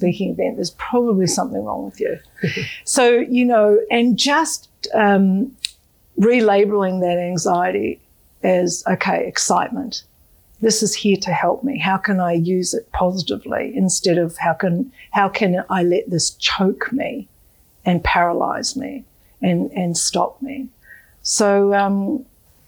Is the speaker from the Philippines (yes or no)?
no; Australia; As an Australian